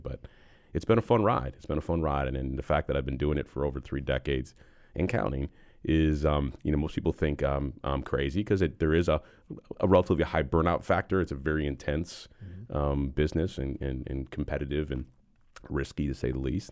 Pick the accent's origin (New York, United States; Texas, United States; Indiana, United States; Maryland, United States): New York, United States; Buffalo; moved away as an adult; now in Charlotte, United States; I'm originally from Buffalo, New York